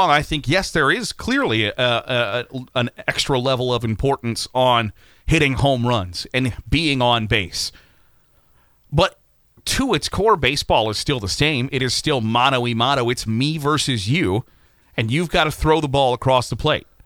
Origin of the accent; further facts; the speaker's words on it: Virginia, United States; and that's not the game I grew, grew to love as a kid growing up in Virginia.